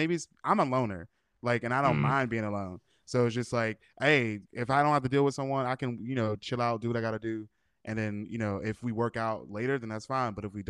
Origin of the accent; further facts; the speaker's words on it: Pittsburgh, Pennsylvania, United States; now in Los Angeles, United States; I'm from Pittsburgh, but now I live in LA.